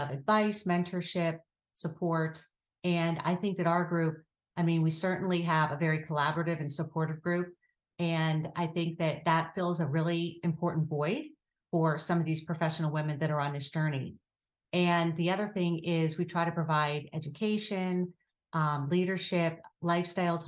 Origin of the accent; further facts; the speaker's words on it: Pittsburgh, Pennsylvania, United States; I am currently living in the South Hills and I am originally from Pittsburgh. And I love living here. I've lived here most of my life.